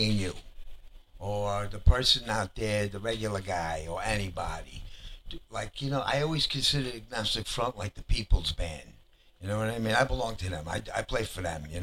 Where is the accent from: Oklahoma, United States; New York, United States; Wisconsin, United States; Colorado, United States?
New York, United States; I grew up in Little Italy, Lower East Side